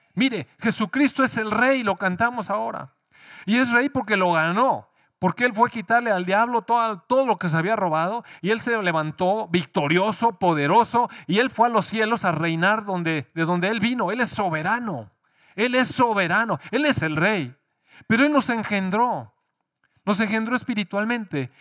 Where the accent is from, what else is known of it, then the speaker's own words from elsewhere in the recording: Mexico; Sí nacimos en México